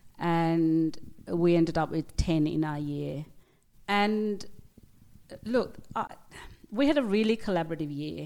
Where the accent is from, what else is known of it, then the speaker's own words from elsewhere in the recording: Australia; also born or lived in Sri Lanka / near the Scottish border, United Kingdom / London, United Kingdom / Sydney, Australia; now in Italy; I am Australian, born in Sri Lanka, migrated to the UK when I was about three, grew up near the Scottish border, went to school in both London and up near the Scottish border, and then my family migrated to Australia in 1977 when I was almost 9 years old.